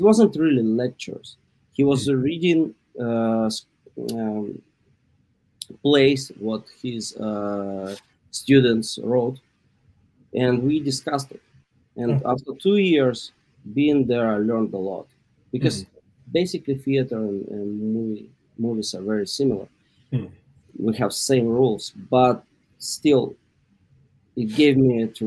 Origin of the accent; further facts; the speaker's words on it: Yekaterinburg, Sverdlovsk Oblast, Russia; English is a second language; moved away as an adult; now in Los Angeles, United States; So I spent half of my life being in the city of Yekaterinburg.